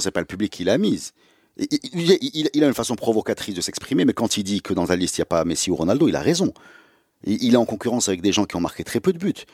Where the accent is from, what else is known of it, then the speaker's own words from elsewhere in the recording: Morocco; chez nous au Maroc